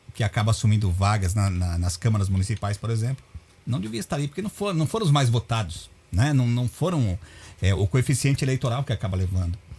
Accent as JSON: {"language": "Portuguese", "country": "Brazil", "said": "para nós como brasileiros"}